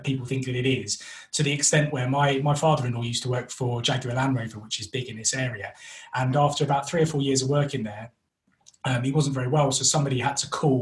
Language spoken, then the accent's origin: English; London, United Kingdom; accent: North London; moved away as an adult; now in West Midlands, United Kingdom; We're originally from North London, which is why I have this wonderful accent